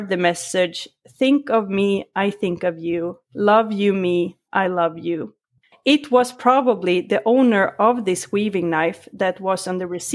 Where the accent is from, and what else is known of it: Sweden; born or raised there; English is a second language